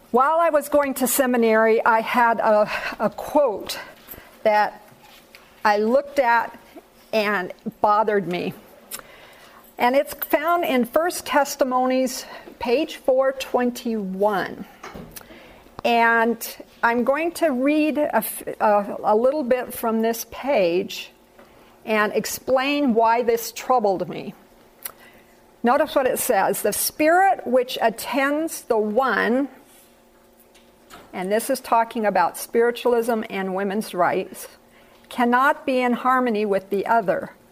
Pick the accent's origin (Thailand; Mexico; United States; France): Thailand; I was born and reared in Thailand. My parents were missionaries in Thailand for 26 years. I didn't live there for 26 years, obviously, but I would, spent my whole childhood in Thailand.